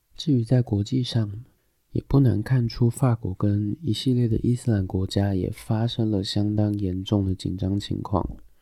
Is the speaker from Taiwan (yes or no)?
yes; Taiwan; 我们台湾人